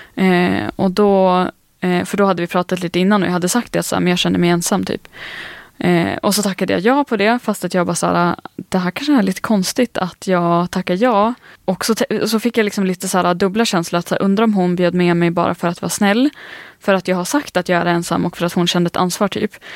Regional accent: northern Sweden, Sweden; jag är från norra Sverige

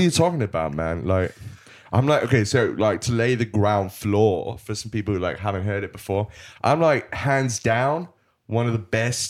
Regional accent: Bristol, South West England, United Kingdom; I'm from Bristol, man.

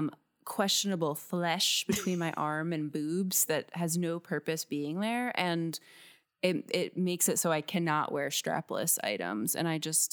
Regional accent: New Jersey, United States; I mean, I'm from Northern New Jersey, and there are just so many diners.

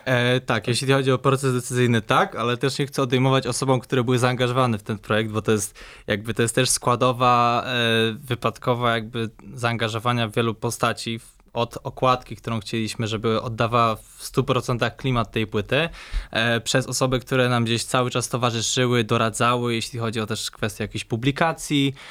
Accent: Poznań, Greater Poland, Poland; ja jestem z Poznania, urodziłem się, mieszkam w Poznaniu od już 22 lat

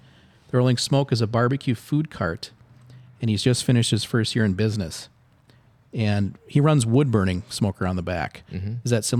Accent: Minnesota, United States; growing up in Minnesota, that's what we eat, is a lot of cabbage.

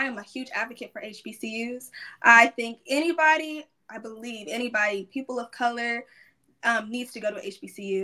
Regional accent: Sugar Land, Texas, United States; I came from Sugar Land, a very diverse environment and community, but it lacked a lot of African-American culture

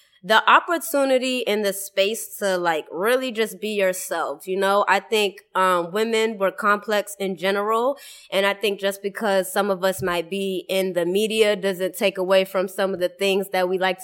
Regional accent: Boston, Massachusetts, United States; now in Atlanta, United States; I'm repping Boston, all right? But I do live in Atlanta now, but I'm definitely repping Boston.

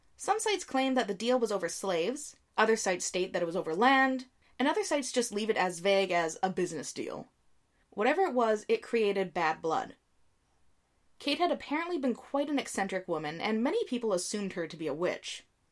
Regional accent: Canada; I'm Canadian

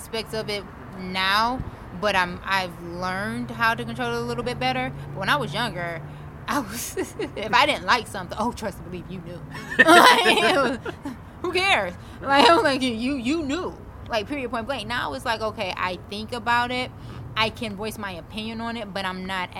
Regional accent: Detroit, Michigan, United States; now in Arizona, United States; I'm from Detroit

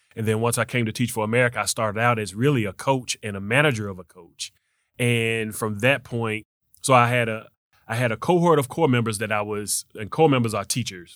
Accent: Memphis, Tennessee, United States; also born or lived in Magnolia, Arkansas; I was raised in South Memphis

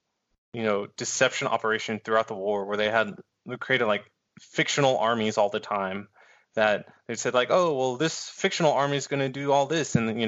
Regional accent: Texas, United States; So I'm from Texas

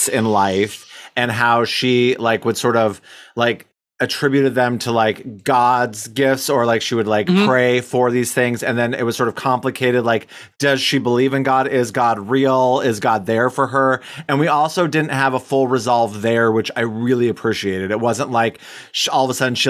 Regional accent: Wyoming, United States; we're from Wyoming

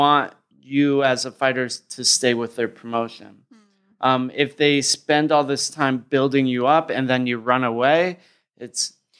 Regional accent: United States; I'm American. My understanding of government and geography is terrible.

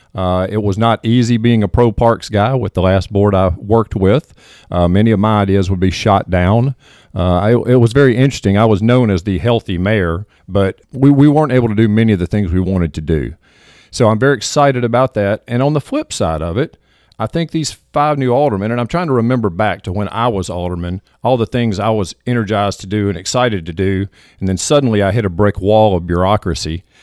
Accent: Southaven, Mississippi, United States; moved away as an adult; now in Hernando, United States; I was raised in South Haven

